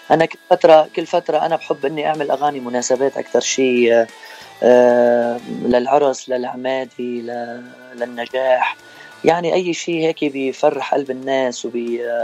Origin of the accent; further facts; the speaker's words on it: Rableh, Homs Governorate, Syria; moved away as an adult; now in Victorville, United States; من سوريا آه، من منطقه اسمها ربلي بحمص